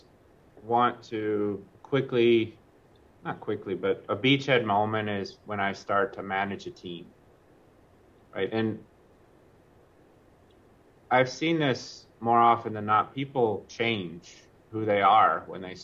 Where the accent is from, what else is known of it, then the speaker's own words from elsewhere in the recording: Kentucky, United States; I grew up in Kentucky, and so I legitimately humble beginnings